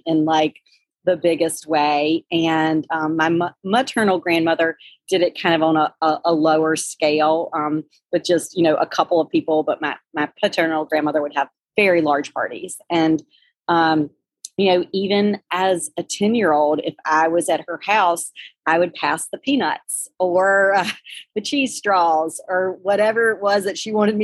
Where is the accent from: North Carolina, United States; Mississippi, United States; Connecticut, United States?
North Carolina, United States; Tarboro; I grew up in Tarboro, where I am right now, which even in 2021 is a little shy of 11,000 population. So super small town in rural eastern North Carolina.